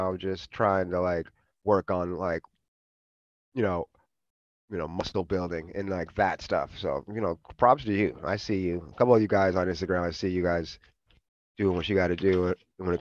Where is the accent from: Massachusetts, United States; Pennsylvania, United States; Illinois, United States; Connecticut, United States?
Massachusetts, United States; Boston; moved away as an adult; also born or lived in New York / Oakland, California; grew up in Boston, so I was out in the Northeast.